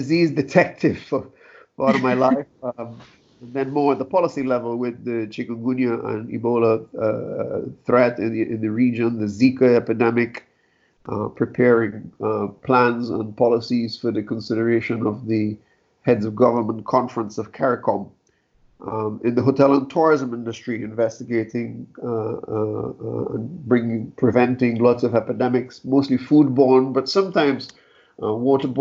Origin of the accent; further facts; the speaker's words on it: Trinidad & Tobago; moved away; I'm from Trinidad and Tobago originally